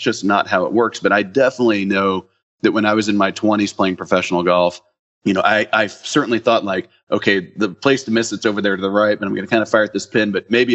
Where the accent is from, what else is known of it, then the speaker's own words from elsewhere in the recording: Dallas, Texas, United States; I'm from Dallas